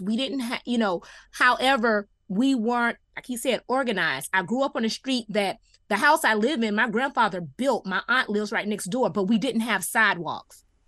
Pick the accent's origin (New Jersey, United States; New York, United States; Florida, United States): Florida, United States; Miami Gardens; I'm a one that grew up in the city